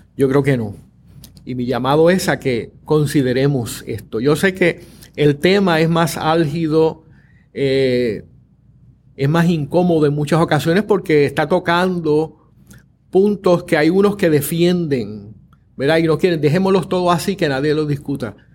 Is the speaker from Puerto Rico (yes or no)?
yes; Puerto Rico; somos puertorriqueños, caribeños, latinoamericanos, occidentales